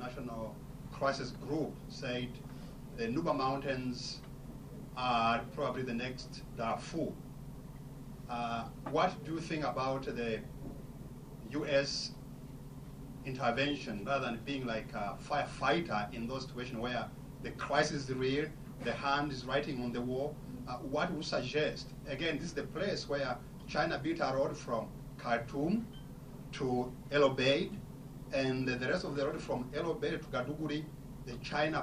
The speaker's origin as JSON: {"language": "English", "country": "Rwanda", "said": "I'm from Rwanda."}